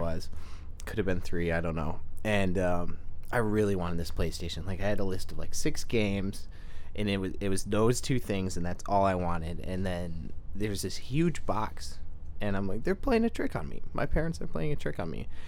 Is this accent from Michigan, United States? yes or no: yes; Freeland, Michigan, United States; also born or lived in Saginaw, Michigan; I'm from the great city of Freeland, Michigan